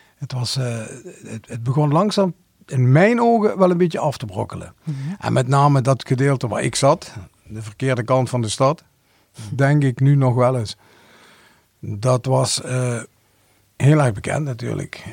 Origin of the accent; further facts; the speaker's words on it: Hoensbroek, Limburg, Netherlands; Ik ben geboren in Hoensbroek